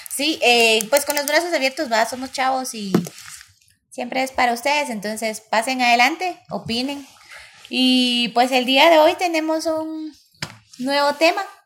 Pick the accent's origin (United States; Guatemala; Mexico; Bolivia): Guatemala; soy puro guatemalteco